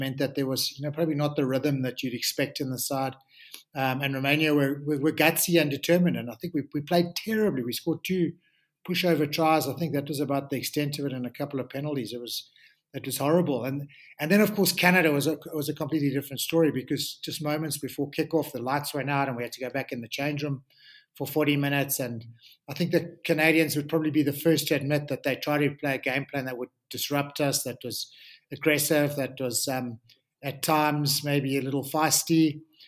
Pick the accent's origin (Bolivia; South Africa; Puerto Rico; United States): South Africa; as South African rugby players